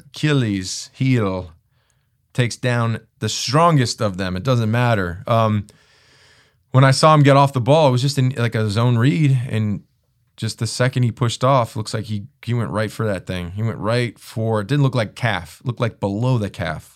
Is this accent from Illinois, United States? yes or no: yes; Chicago, Illinois, United States; I'm from Chicago. My family is from the area